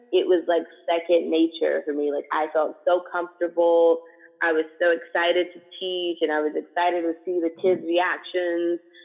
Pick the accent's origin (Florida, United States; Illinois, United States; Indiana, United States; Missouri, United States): Indiana, United States; Indianapolis; moved away as an adult; also born or lived in Thailand / Malaysia; now in Cape Town, South Africa; I am originally from Indianapolis, Indiana, and currently I live in Cape Town, South Africa